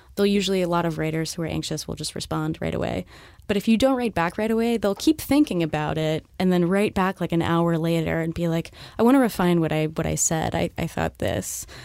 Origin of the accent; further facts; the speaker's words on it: Southern California, United States; moved away as an adult; now in New York, United States; I'm from Southern California.